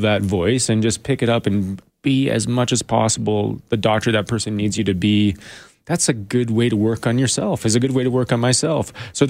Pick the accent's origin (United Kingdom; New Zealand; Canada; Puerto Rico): Canada; Edmonton, Alberta; You know, I grew up in around Edmonton, you know, in northern Alberta. My family lived in the country.